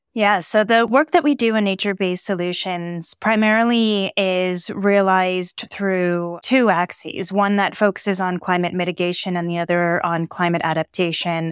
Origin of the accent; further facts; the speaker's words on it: San Diego, California, United States; I grew up in San Diego